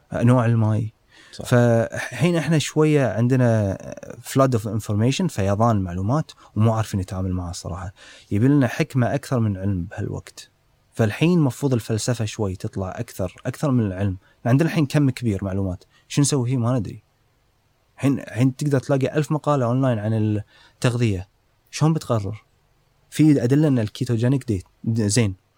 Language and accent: Arabic; Kuwait; عندنا بالكويت